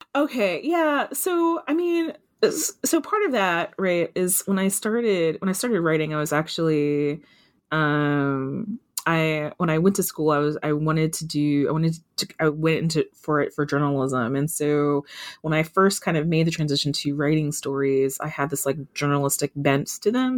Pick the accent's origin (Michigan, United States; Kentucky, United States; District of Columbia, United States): Kentucky, United States; I grew up in Kentucky. I grew up in a kind of a rural part of Kentucky